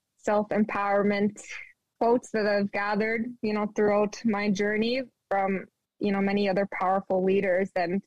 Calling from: Winnipeg, Manitoba, Canada; I am calling from Winnipeg, Manitoba.

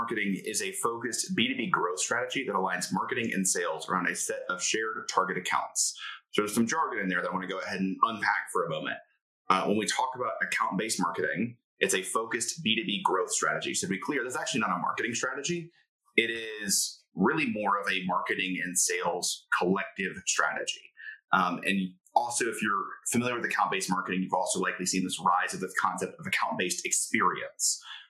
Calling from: Indianapolis, Indiana, United States; I am tuning in from Indianapolis, Indiana.

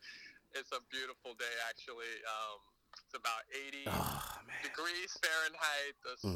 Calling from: Hawaii, United States; Yo, officially calling from Duke Kahanamoku Beach Park.

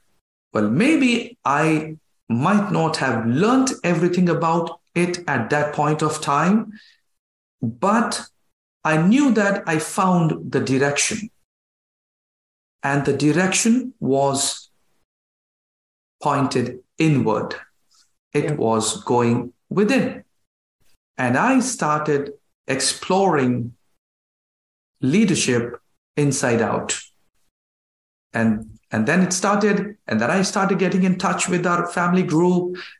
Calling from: India; calling from India.

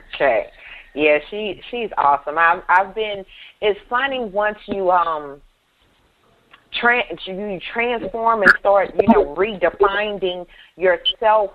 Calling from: Killeen, Texas, United States; I'm calling in from Killeen, Texas

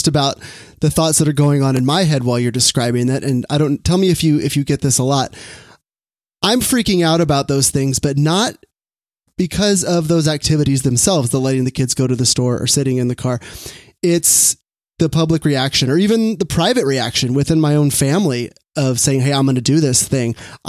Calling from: Sacramento, California, United States; Sacramento, California.

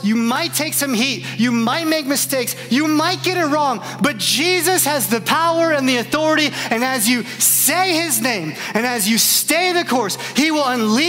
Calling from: Indiana, United States; And I'm watching from Northwest Indiana, just cheering you on, saying, I love you.

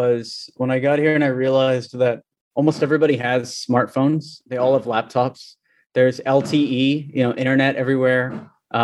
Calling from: Delhi, India; I'm in Delhi.

